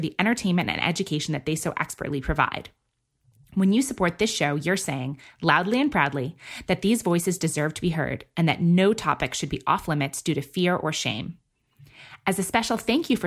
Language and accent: English; New York City, New York, United States; moved away; I grew up in New York City